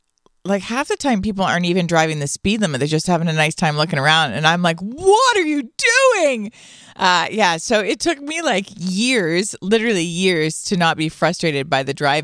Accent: Toronto, Ontario, Canada; We're from Toronto.

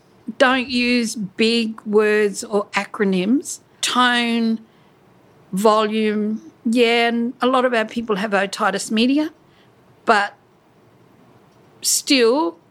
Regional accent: Larrakia Nation, Northern Territory, Australia; I'm an elder of the Larrakia Nation.

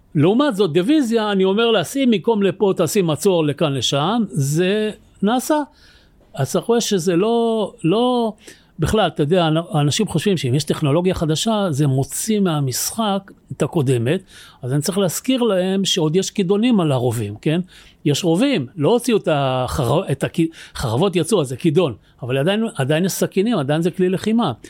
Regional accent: Tel Aviv, Tel Aviv District, Israel; אני גדלתי כילד בתל אביב

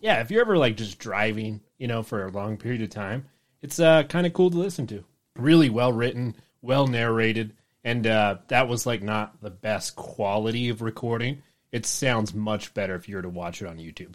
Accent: Utah, United States; we're from Utah

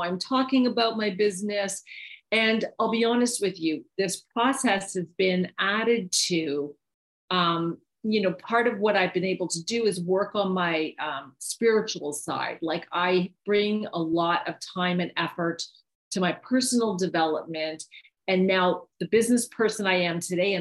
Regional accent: Canada; moved away as an adult; now in United States; I'm from Canada

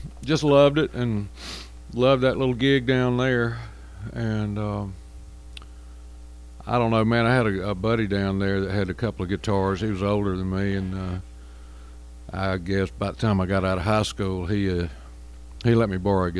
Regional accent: Crenshaw County, South Alabama, United States; I grew up down in Crenshaw County, South Alabama

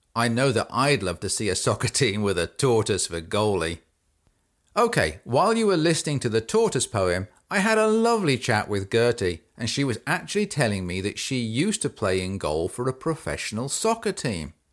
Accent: England, United Kingdom; now in United States; I grew up in England, and I now live in the United States.

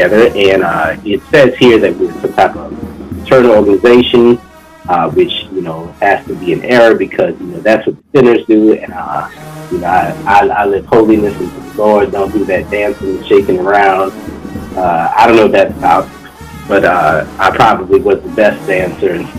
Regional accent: New Orleans, Louisiana, United States; moved away; I'm from New Orleans, and I was raised a Black Baptist

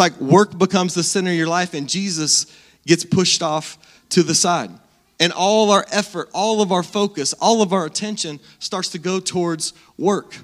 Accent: Salina, Kansas, United States; I grew up in Salina, born and raised right here in Salina.

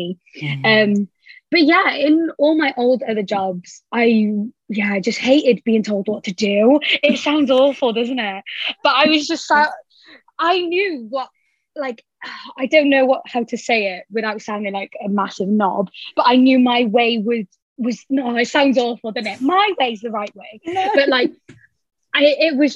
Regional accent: Cardiff, Wales, United Kingdom; I am 23 and I'm from Cardiff. I still live at home with my mum and dad

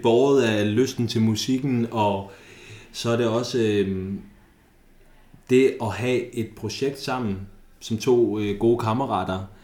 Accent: Thy, North Denmark Region, Denmark; vi kommer fra Thy

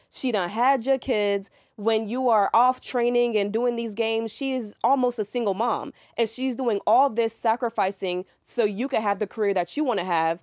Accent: New York, United States; now in Atlanta, United States; I'm from New York. I came to Atlanta

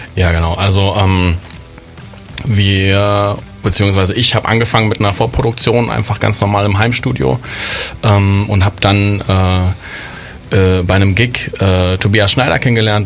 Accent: Berlin, Germany; moved away as an adult; now in Bonn, Germany; ich bin ja ursprünglich aus Berlin, bin also kein Bonner äh, und bin mit circa 20 äh, nach Bonn gegangen

